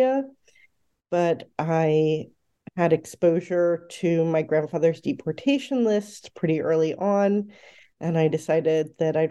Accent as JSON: {"language": "English", "town": "East Brunswick", "region": "New Jersey", "country": "United States", "tie": "born or raised there", "said": "I grew up in central New Jersey, in East Brunswick and North Brunswick, New Jersey"}